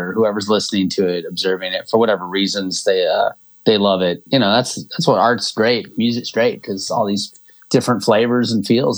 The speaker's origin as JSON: {"language": "English", "town": "Northfield", "region": "Minnesota", "country": "United States", "tie": "born or raised there", "said": "I grew up in Northfield, Minnesota"}